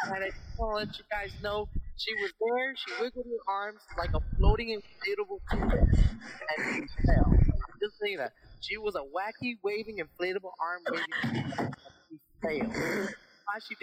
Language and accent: English; Los Angeles, California, United States; we're from California